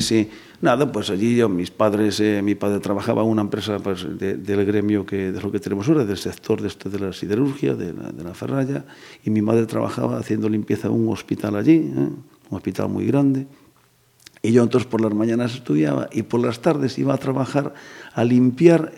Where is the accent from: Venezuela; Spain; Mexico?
Spain; Sil, Galicia; yo soy de Sil, mi mujer es de San Sencho